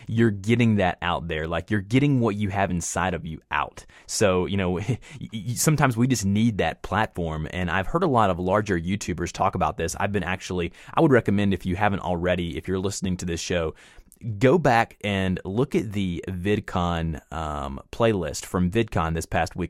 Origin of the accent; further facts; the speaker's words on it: the South, United States; accent: Southern; I am from the South and I do my best on my podcast and, and anything that I present myself on the internet to try and kind of tone back the Southern accent